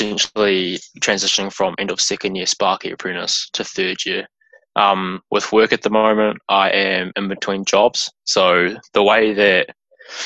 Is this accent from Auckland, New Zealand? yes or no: no; Taupo, Waikato, New Zealand; I was born and raised in Taupo, lived there for all my schooling years and everything